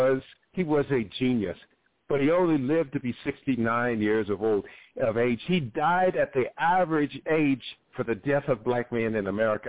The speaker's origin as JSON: {"language": "English", "region": "Ohio", "country": "United States", "tie": "born or raised there", "said": "I grew up in Ohio, where it was pretty much meat, potatoes, and corn, and green beans"}